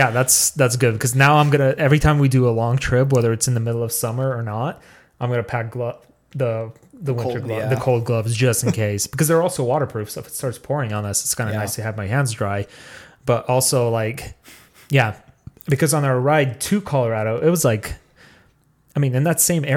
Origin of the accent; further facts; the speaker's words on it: Russia; And I do like winter because I'm Russian. We're born in it. I'm just kidding. I was born in July.